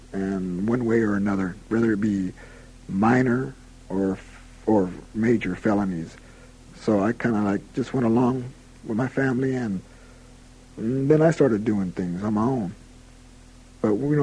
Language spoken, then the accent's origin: English; Sacramento, California, United States; now in San Quentin, United States; Sacramento wasn't such a bad place to be raised